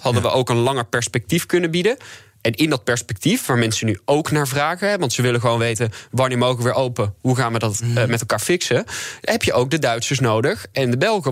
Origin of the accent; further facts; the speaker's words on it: North Brabant, Netherlands; also born or lived in Leiden; ik ben zelf ook katholiek opgevoed. Trouwens, ik kom gewoon uit Brabant